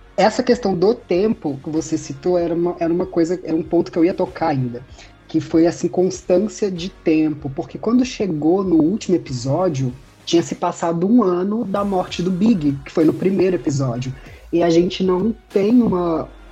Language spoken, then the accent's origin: Portuguese; Brazil; a gente é brasileiro